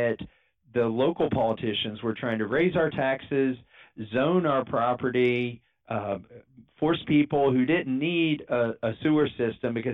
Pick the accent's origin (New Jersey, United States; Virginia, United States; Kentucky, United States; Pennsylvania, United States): Kentucky, United States; also born or lived in Massachusetts; I grew up in Kentucky